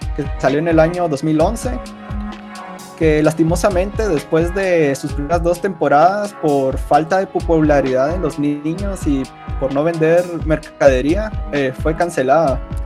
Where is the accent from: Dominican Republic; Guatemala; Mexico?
Guatemala; al menos aquí donde somos, de Guatemala